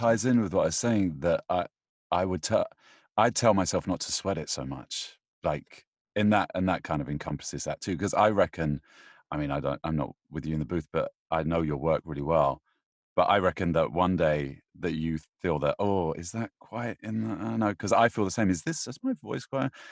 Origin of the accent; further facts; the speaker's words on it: United Kingdom; I'm British